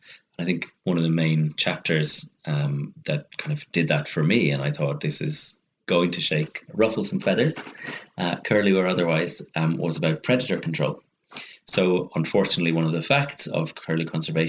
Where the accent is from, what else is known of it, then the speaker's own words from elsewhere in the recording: Ireland; as an Irishman